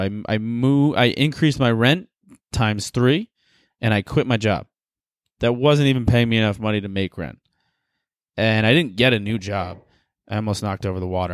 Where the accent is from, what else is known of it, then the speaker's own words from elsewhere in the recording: the South, Southern United States, United States; accent: southern; I'm back in my southern accent